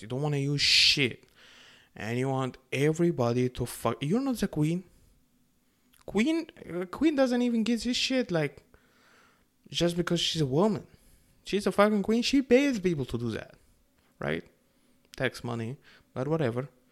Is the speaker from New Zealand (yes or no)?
no; Egypt; now in Canada; I grew up in Egypt